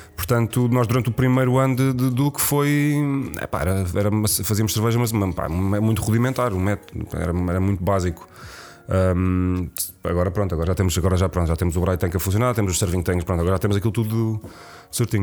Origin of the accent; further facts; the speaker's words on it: Lisbon, Portugal; Eu, como Lisboeta